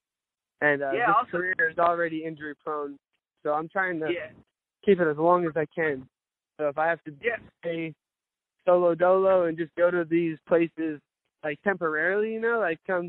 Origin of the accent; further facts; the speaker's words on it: Cape Coral, Florida, United States; I stay out in my hometown over in Cape Coral